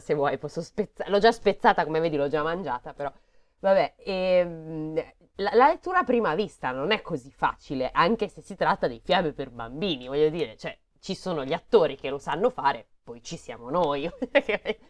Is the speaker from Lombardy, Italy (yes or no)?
yes; Milan, Lombardy, Italy; non si sente neanche un po' che siamo di Milano